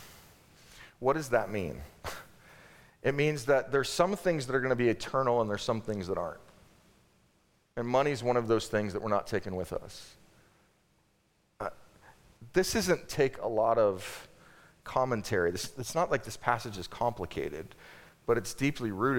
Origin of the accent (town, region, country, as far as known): United States